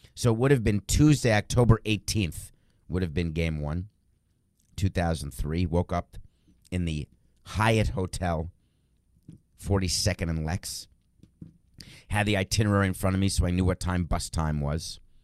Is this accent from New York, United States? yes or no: yes; New York, United States; I'm a New Yorker, moved there in nineteen seventy-four. I was young, I was a kid